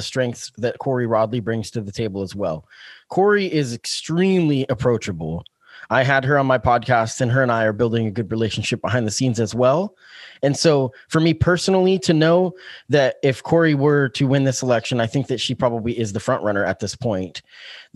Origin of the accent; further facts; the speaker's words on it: Springfield, Oregon, United States; I've grown up in Springfield. I've lived here since I was 11, you know, so this is my hometown